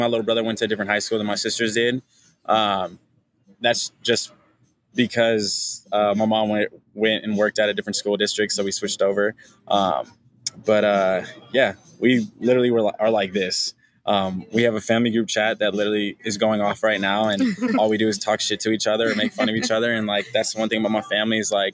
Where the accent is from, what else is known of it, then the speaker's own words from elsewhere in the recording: Topanga, California, United States; I'm from Los Angeles, California, Topanga to be specific.